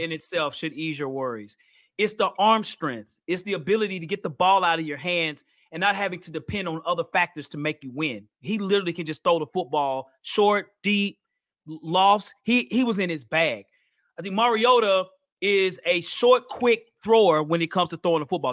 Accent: Nashville, Tennessee, United States; I'm from here in Nashville, Tennessee

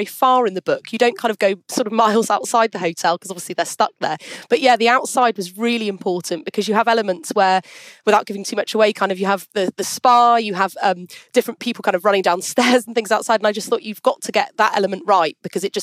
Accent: United Kingdom; also born or lived in Switzerland; as a Brit

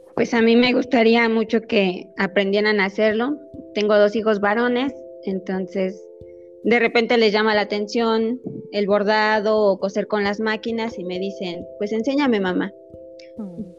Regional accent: Ixmiquilpan, Hidalgo, Mexico; soy originaria de Ixmiquilpan, de la comunidad de San Nicolás.

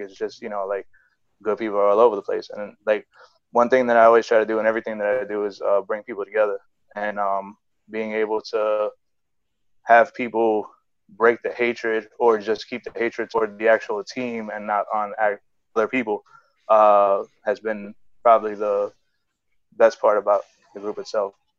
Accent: New York City, New York, United States; I'm growing up in the Bronx

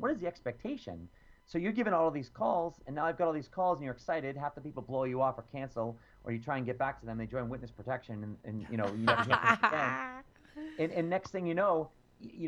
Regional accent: Boston, Massachusetts, United States; I'm from Boston

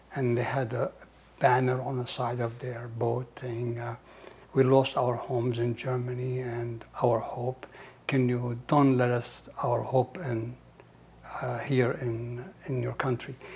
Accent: Nazareth, Israel; English is a second language; moved away as an adult; now in United States; I was born in Nazareth

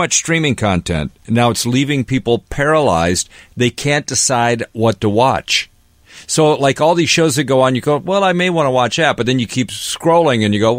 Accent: Seattle, Washington, United States; moved away as an adult; also born or lived in New York; I'm from Seattle.

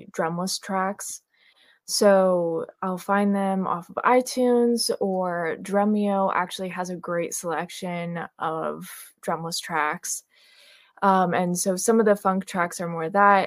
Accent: New York, United States; I'm from New York, raised, still living here

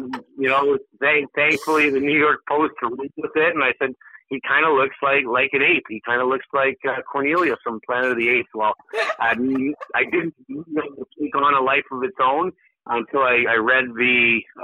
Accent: Canada; a Canadian hockey player growing up

